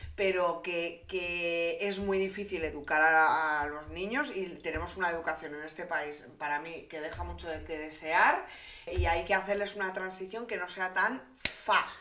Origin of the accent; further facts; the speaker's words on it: Santander, Cantabria, Spain; yo vivía en una burbujita un poco pues de Santander, de pueblerina